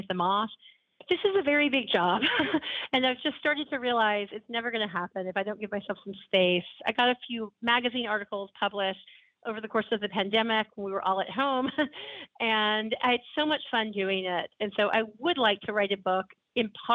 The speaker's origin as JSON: {"language": "English", "town": "Alexander City", "region": "Alabama", "country": "United States", "tie": "born or raised there", "moved": "yes", "said": "I grew up down the road, as you know, in Alexander City, Alabama"}